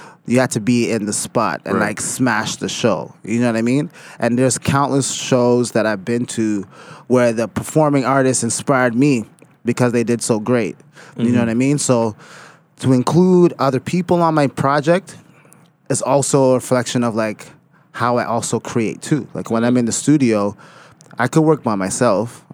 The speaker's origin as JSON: {"language": "English", "town": "Toronto", "region": "Ontario", "country": "Canada", "also_born_or_lived": "Mississauga", "said": "I come from the city in a real active sense."}